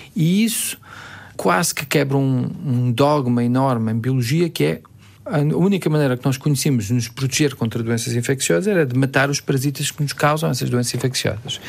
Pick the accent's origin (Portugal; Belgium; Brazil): Belgium; moved away as an adult; also born or lived in Boston, United States; como nasci na Bélgica, ele tornou-se belga, eu tornei-me belga